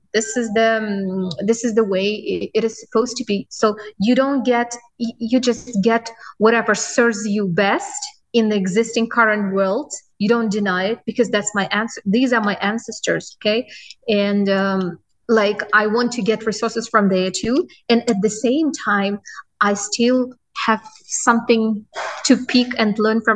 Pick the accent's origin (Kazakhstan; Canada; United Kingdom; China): Kazakhstan; now in Dubai, United Arab Emirates; I was born in Kazakhstan in a small village